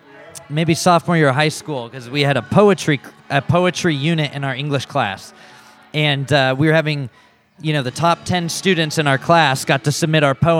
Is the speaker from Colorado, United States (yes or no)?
yes; Louisville, Colorado, United States; now in Denver, United States; I grew up in Louisville, just right outside of Boulder, which is probably 20 minutes outside of Denver. And I've been living in Denver since I was 18 or so.